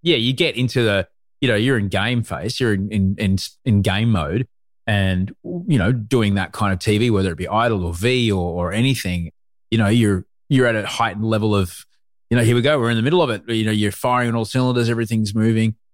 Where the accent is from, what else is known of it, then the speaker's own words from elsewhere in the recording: Brisbane, Queensland, Australia; also born or lived in London; I grew up in Brisbane